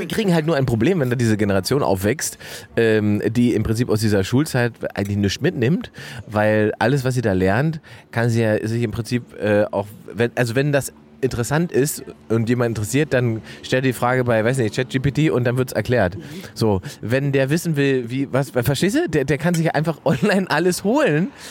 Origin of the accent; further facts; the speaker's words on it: Salzwedel, Saxony-Anhalt, Germany; meiner Heimatstadt Salzwedel